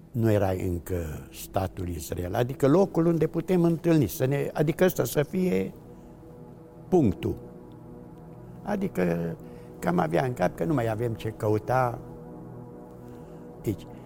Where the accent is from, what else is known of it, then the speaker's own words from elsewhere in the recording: Târgu Mureș, Mureș County, Romania; un grup destul de mare, care eram din Târgu Mureș, majoritatea foștii mei colegi de școală, liceu, am ieșit